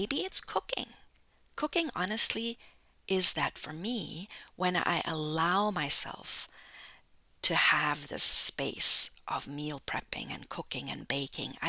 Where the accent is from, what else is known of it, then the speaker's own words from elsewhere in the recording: Germany; now in United States; I'm originally from Germany